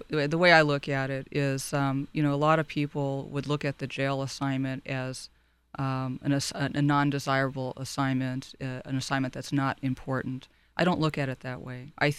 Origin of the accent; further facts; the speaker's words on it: Long Beach, California, United States; Well, I'm one of those rare native Californians. I was born in Monterey Park and raised primarily in Long Beach.